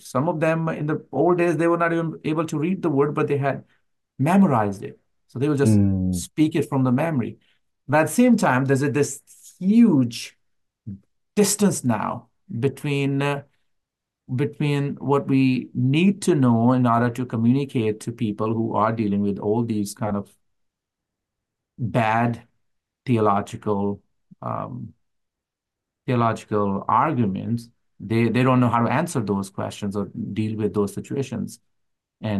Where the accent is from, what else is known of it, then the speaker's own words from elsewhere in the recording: Pakistan; being a Pakistani believer